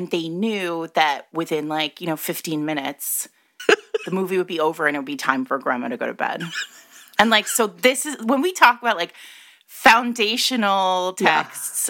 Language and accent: English; United States; I was born in the United States to an Italian man.